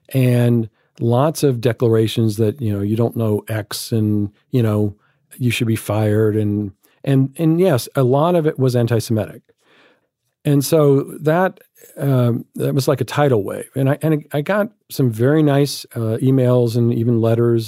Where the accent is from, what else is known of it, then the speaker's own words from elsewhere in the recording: Alabama, United States; moved away; growing up in Alabama